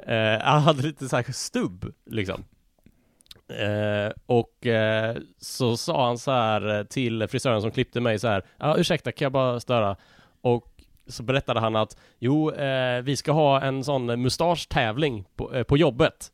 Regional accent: Malmö, Skåne, Sweden; now in Gothenburg, Sweden; jag är uppvuxen i Malmö, jag bor i Göteborg.

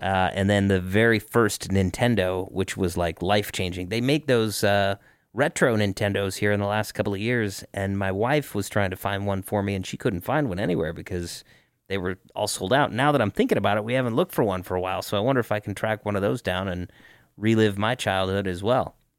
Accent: Denver, Colorado, United States; also born or lived in Cleveland; I was originally from Cleveland and a lot of my family is from Cleveland, even though I grew up in Denver.

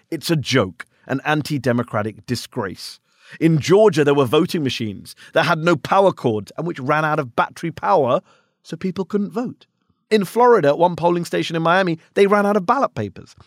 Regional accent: United Kingdom; now in United States; I'm a foreigner. I'm an immigrant. I'm a Brit

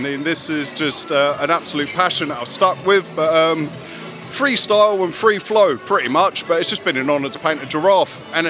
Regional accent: Croydon, London, United Kingdom; I'm from Croydon, this is my old stomping ground, and Fairfield Hall's like, this is where I used to skateboard, this is where I learned like hip-hop and graphs

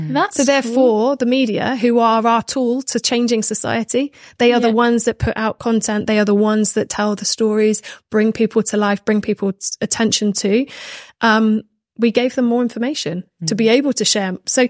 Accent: Minehead, South West England, United Kingdom; I'm just from Minehead. Like, I just played rugby and now I'm here

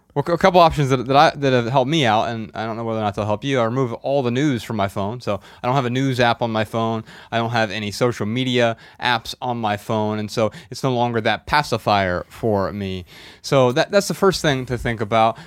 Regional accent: Dayton, Ohio, United States; So we're from Dayton, Ohio.

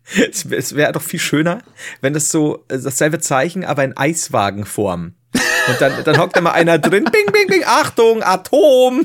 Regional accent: Regensburg, Bavaria, Germany; bei uns in Regensburg

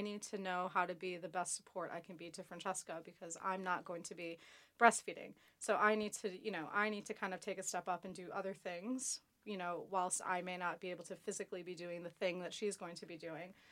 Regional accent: United States; now in London, United Kingdom; I'm from America

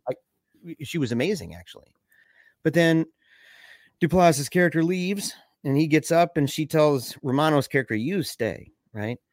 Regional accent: Michigan, United States; we're from Michigan.

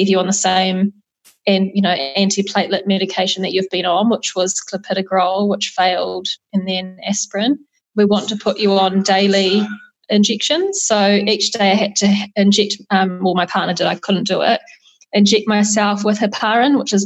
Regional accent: New Zealand; moved away; also born or lived in Australia; as a New Zealander

